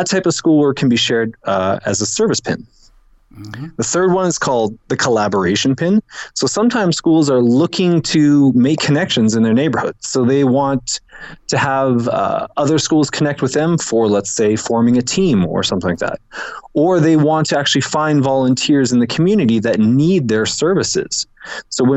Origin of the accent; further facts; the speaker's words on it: Canada; moved away as an adult; now in Lima, Peru; I'm a Canadian expat. I've been down here for about 7 years